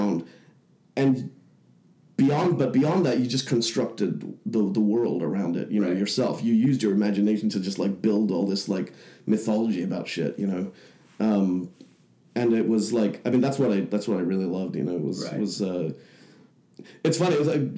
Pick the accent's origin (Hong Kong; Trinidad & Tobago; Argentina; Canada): Hong Kong; moved away as an adult; also born or lived in Leicester, England; now in Bay Area, United States; I was born in Leicester, but when I was around six, my family moved to Hong Kong, which was at that time a British colony. So it was like picking up and moving to another state or something like that. You know, you could just do that and start working there. And so I grew up from the age of like six to the age of 18 there in Hong Kong